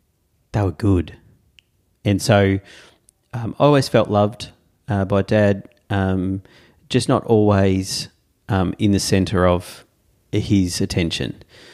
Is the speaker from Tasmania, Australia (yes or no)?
yes; Tasmania, Australia; But then I have great memories of chopping wood, in growing up in Tassie, going into the bush, Dad with a chainsaw